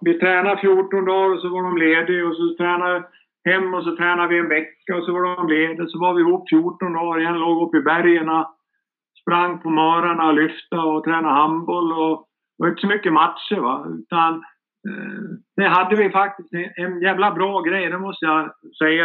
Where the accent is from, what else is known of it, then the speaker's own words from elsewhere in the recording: Sandviken, Gävleborg County, Sweden; moved away; also born or lived in Greece; Där jag kommer ifrån, Sandviken